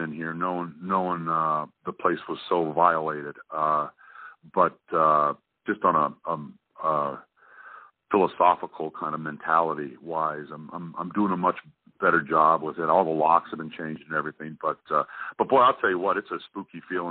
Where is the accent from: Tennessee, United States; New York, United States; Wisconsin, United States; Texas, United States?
Wisconsin, United States; Milwaukee; I'm from Milwaukee